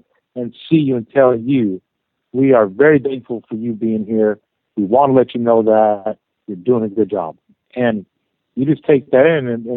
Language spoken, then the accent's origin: English; Arizona, United States; now in Southern California, United States; I'm from Arizona